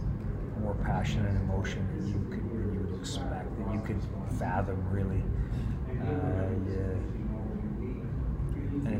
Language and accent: English; Canada; I am a tremendously proud Canadian